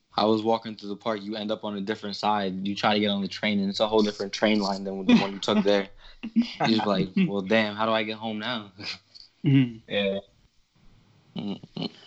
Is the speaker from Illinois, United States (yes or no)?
no; New York City, New York, United States; I was raised in Brooklyn